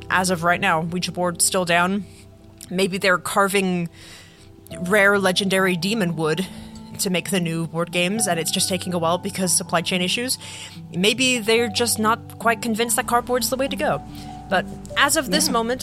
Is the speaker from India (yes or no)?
no; England, United Kingdom; moved away; I'm originally from England